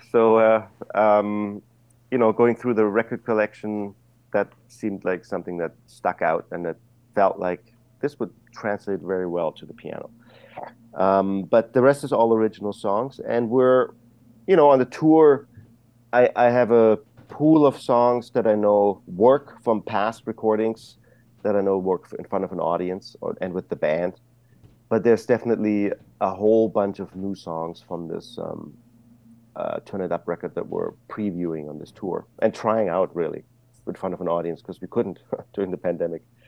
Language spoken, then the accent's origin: English; Germany; moved away; I was growing up in Germany